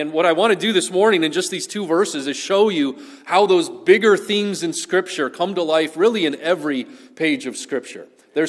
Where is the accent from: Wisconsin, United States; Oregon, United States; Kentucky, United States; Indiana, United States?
Wisconsin, United States; now in Southern California, United States; growing up in Wisconsin and wanting cheese